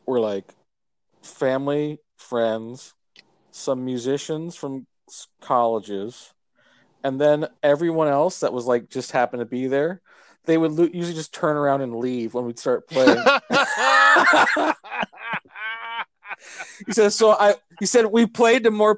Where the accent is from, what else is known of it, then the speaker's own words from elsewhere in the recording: Canada; I grew up in Canada